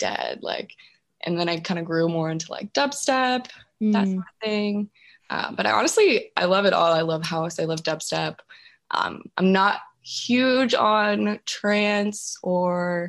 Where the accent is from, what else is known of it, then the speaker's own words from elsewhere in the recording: California, United States; moved away as an adult; also born or lived in Washington; now in Jacksonville, United States; I grew up in California, but I moved up to Washington to go to the University of Washington